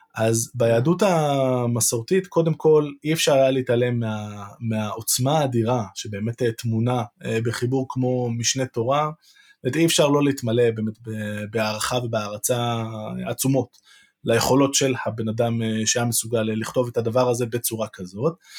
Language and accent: Hebrew; Jerusalem, Jerusalem District, Israel; בתור ירושלמי